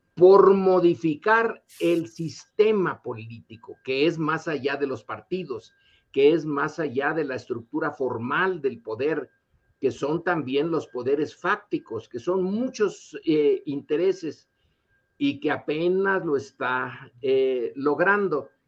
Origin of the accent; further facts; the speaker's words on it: Mexico; nosotros como mexicanos que estamos divididos